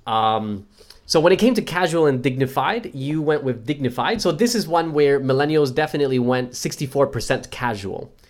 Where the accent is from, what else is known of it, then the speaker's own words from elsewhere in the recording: United States; now in Australia; being an American